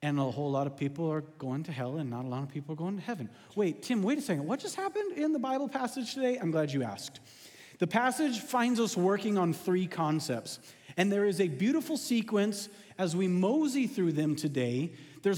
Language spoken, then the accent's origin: English; West Coast, United States; now in Texas, United States; growing up on the West Coast